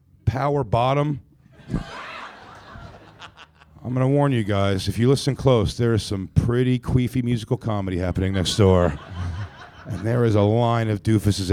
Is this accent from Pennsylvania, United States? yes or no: yes; Philadelphia, Pennsylvania, United States; I'm from Philly